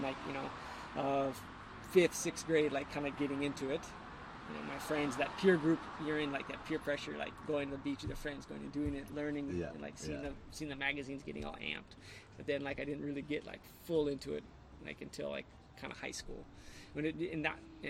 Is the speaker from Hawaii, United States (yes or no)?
yes; Hawaii, United States; you get to see how lucky you really are growing up in Hawaii